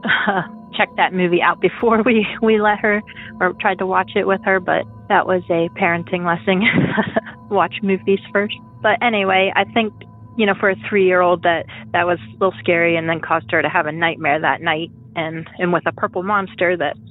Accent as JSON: {"language": "English", "region": "Pennsylvania", "country": "United States", "said": "I'm from Pennsylvania"}